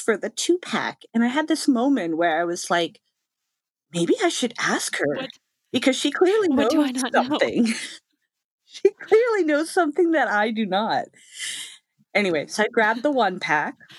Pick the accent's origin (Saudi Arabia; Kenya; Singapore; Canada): Canada; I am Canadian.